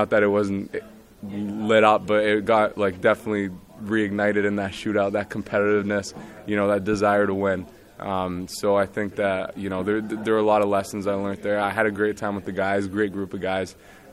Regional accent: Montreal, Quebec, Canada; moved away; I was a little kid growing up in Montreal

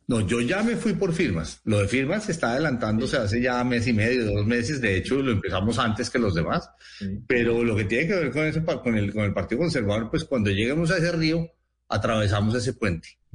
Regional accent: Llanos Orientales, Colombia; moved away; also born or lived in Villahermosa, Tolima (father's birthplace) / Cundinamarca (mother's birthplace); Yo pasé mi infancia en sitios en los llanos orientales

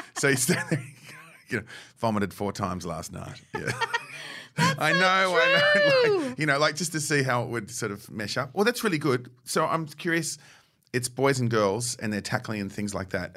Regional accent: England, United Kingdom; as an English person

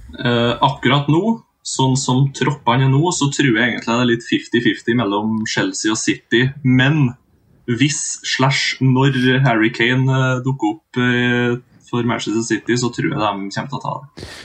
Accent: Singsås, Trøndelag, Norway; moved away as an adult; now in Trondheim, Norway; født og oppvokst i Singsås, midt imellom Trondheim og Røros.

